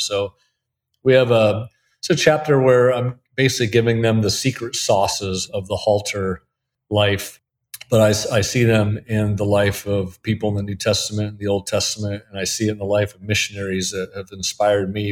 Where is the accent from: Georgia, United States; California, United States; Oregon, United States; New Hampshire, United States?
Oregon, United States; Portland; moved away as an adult; also born or lived in Denver, Colorado; now in Alton, United States; I'm from Portland, Oregon, so I'm a Northwest guy